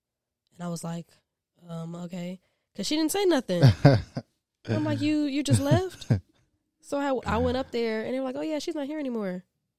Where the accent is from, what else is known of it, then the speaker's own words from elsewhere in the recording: Columbia, South Carolina, United States; I am from Columbia, South Carolina, not too far from here. I grew up as a military brat, only child, and yeah, it's not much to tell.